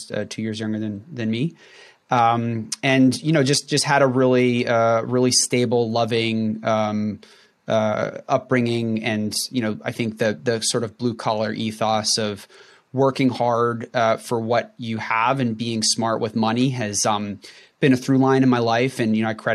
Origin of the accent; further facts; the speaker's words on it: North Central New Jersey, United States; I grew up in North Central New Jersey